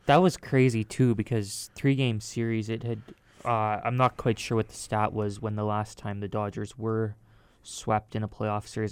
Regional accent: Canada; we are Canadian

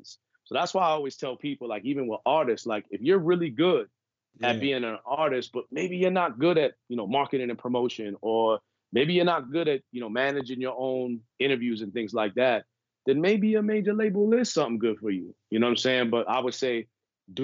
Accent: New York City, New York, United States; I grew up on the East Coast, New York. Mm-hmm. As I mentioned earlier, I'm from Brooklyn

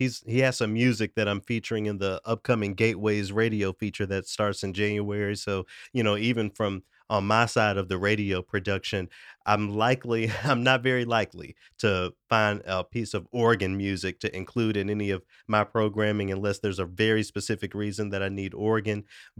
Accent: Memphis, Tennessee, United States; moved away; also born or lived in Knoxville; my hometown of Memphis, Tennessee

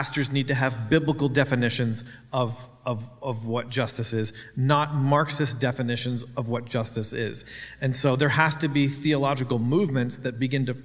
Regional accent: Canada; I'm a Canadian.

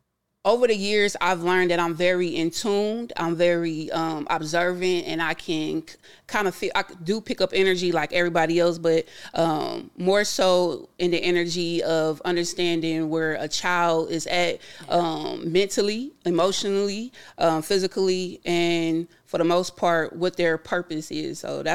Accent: Fort Stewart, Georgia, United States; born there; We moved around a lot. I was born in Fort Stewart, Georgia. Again, my mother was in the military, so I'm an Army brat.

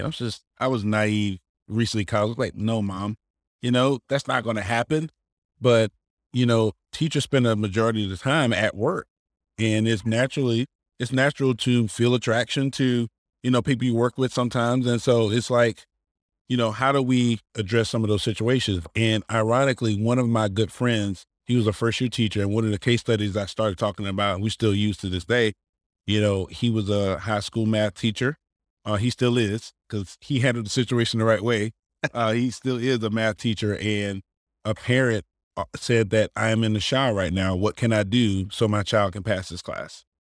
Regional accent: Manning, South Carolina, United States; I'm originally from Manning, South Carolina

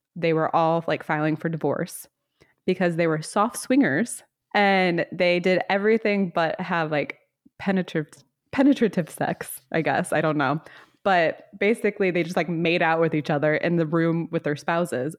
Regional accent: the South, United States; I am from the South

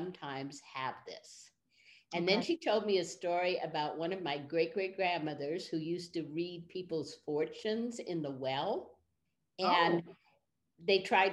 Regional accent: Berkeley, California, United States; So I grew up in Berkeley, California during the 1960s.

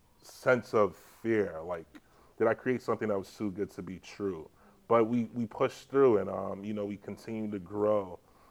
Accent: Jamaica; now in New York, United States; It kind of reminded me of my childhood when I grew up in Jamaica for high school.

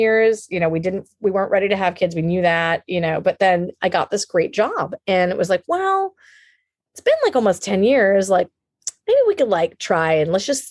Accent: United States; now in California, United States; I'm Indian American

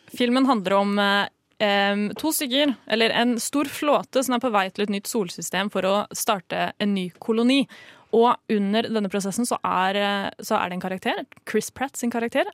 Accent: Norway; vi som nordmenn

